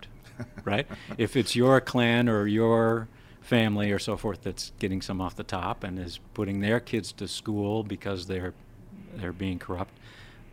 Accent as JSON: {"language": "English", "region": "South Dakota", "country": "United States", "tie": "born or raised there", "said": "I grew up in South Dakota"}